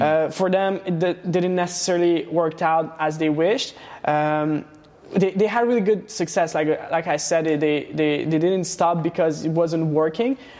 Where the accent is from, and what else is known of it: Laval, Quebec, Canada; born or raised there; also born or lived in Transylvania, Romania / Montreal